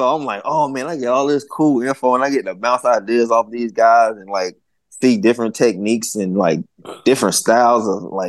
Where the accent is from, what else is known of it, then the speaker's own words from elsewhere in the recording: Southern United States, United States; I'm from the South. I understand. I'm not tripping.